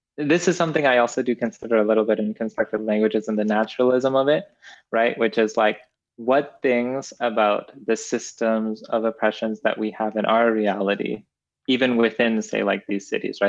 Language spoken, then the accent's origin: English; Edmonton, Alberta, Canada; moved away as an adult; also born or lived in Kenya; now in United States; I was born in Kenya, and then I moved to Canada at a very young age, and I now live in the United States